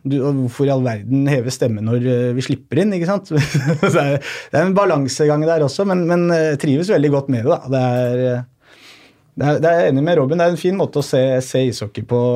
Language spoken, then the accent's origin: Norwegian; Oslo, Norway; Jeg er jo fra Mortensrud selv